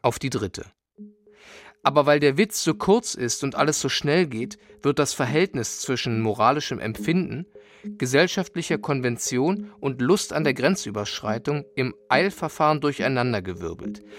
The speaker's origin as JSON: {"language": "German", "region": "East Germany", "country": "Germany", "said": "Ich war aus dem Osten"}